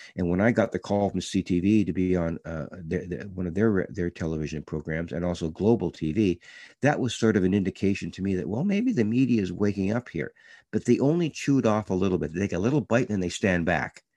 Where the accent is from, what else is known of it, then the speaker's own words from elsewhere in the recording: Canada; being a Canadian